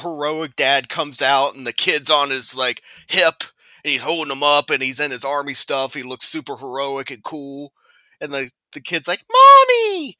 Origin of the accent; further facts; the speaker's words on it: United States; I'm an American.